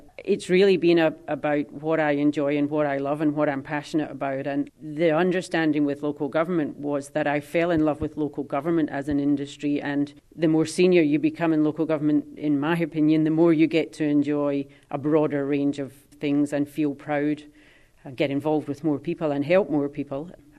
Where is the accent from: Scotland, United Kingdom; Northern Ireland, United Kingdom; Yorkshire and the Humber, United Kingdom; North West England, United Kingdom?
Scotland, United Kingdom; But we came from the Highlands, and so we never fitted in.